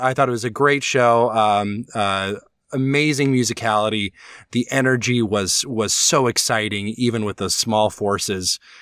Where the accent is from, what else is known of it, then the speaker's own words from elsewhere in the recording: Alabama, United States; legally speaking, I am from Alabama